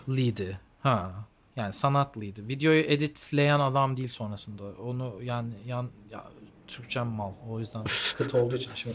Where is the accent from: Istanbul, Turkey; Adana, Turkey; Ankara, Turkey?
Ankara, Turkey; Ankaralıyız hep beraber zaten